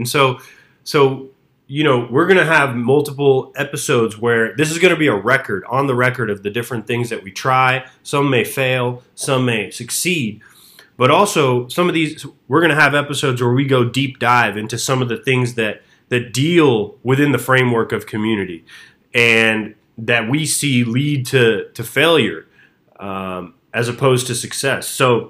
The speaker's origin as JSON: {"language": "English", "town": "Atlanta", "region": "Georgia", "country": "United States", "said": "The first and most unique thing about Atlanta is that, well, shit, Blake, you're from Atlanta, and I'm"}